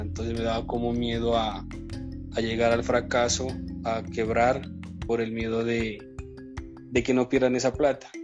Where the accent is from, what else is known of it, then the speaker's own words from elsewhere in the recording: Córdoba, Nariño, Colombia; also born or lived in Argentina; now in Pasto, Colombia; nací en Córdoba, Nariño, es un municipio de la ciudad de Pasto, pero actualmente vivo en Pasto